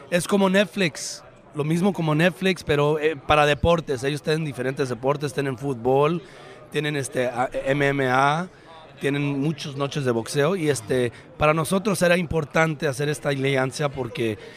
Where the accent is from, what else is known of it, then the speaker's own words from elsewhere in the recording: Mexico; Yo como mexicano, mexicoamericano, americano orgulloso de él